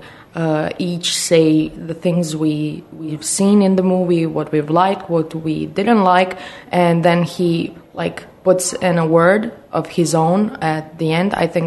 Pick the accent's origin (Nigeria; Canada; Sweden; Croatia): Croatia; in my city that like has like 25,000 to 30,000 people, my hometown, there's no cinema